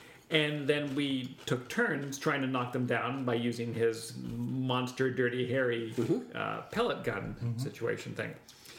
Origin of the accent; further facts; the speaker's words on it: Canada; we're Canadian